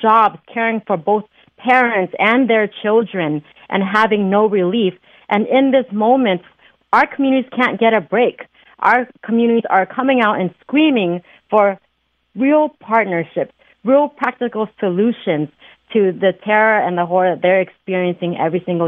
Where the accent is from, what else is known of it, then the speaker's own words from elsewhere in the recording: Oakland, California, United States; born and raised in Oakland